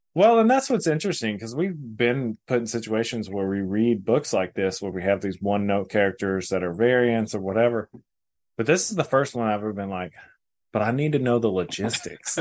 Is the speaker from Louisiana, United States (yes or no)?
no; North Texas, United States; born or raised there